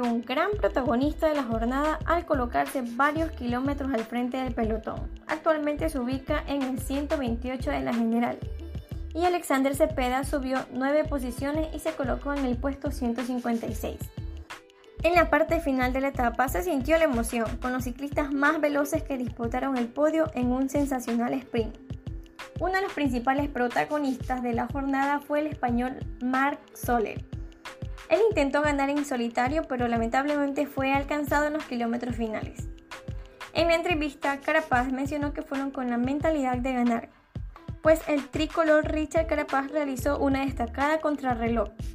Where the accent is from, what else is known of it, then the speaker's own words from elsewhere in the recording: Ecuador; los ecuatorianos volvimos a ser los protagonistas